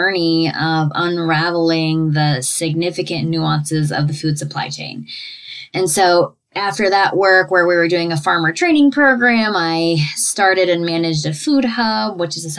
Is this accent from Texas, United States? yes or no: no; Ohio, United States; moved away; also born or lived in West Virginia / New York City; I grew up in Ohio